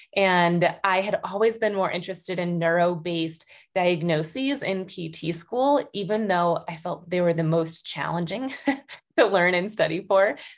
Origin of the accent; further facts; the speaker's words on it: Buffalo, New York, United States; moved away as an adult; also born or lived in Boston, Massachusetts; recently, right before COVID, actually, moved back to my hometown near Buffalo